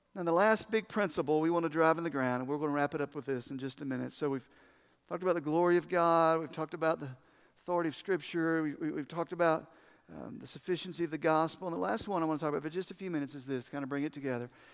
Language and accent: English; United States; I'm proud of being American